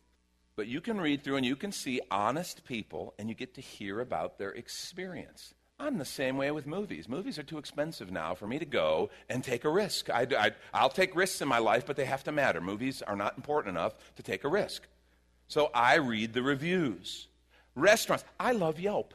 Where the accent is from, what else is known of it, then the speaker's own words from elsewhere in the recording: Chicago, Illinois, United States; moved away; I grew up in Chicago.